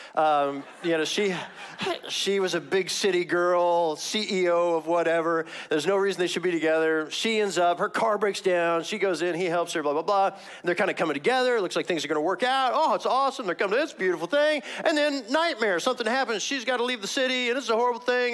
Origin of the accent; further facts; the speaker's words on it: Missouri, United States; moved away; I'm from Missouri originally, Missouri.